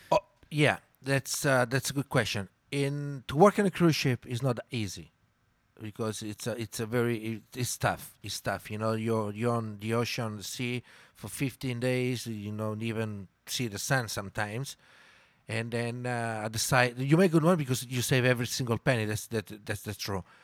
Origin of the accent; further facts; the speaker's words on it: Milan, Lombardy, Italy; first language Italian; English is a second language; moved away as an adult; also born or lived in Mexico City, Mexico / Playa del Carmen, Mexico; I'm from Milan, Italy